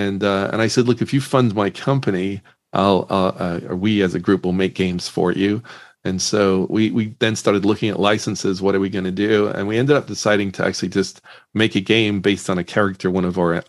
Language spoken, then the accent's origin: English; Northern Ireland, United Kingdom; I grew up in Northern Ireland, and I actually got really interested in the video game industry.